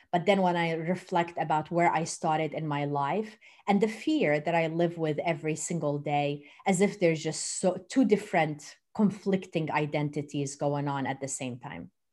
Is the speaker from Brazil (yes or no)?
no; Jordan; moved away as an adult; also born or lived in Turkey; now in Louisiana, United States; I was born in Turkey and raised in Jordan. And then I moved to the U S twenty-five years ago